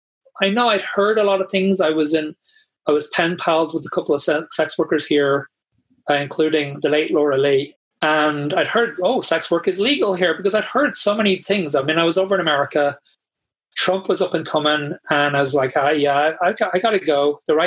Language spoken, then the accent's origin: English; Tallaght, County Dublin, Ireland; I grew up in Talla, which was, I mean, I don't live there now, so I can't really say, but it was not the most accepting place